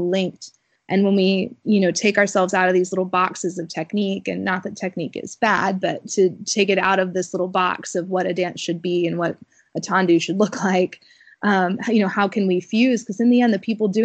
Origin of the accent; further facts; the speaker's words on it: Alabama, United States; moved away; also born or lived in Wisconsin; growing up in Alabama